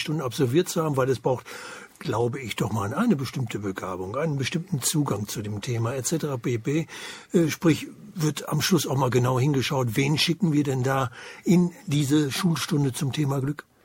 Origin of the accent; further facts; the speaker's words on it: eastern Germany, Germany; bei uns im Osten, wir im Osten